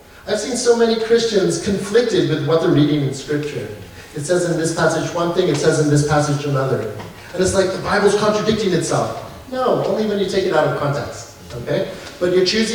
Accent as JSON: {"language": "English", "country": "Canada", "said": "I believe that I am a Canadian, so I live as a Canadian"}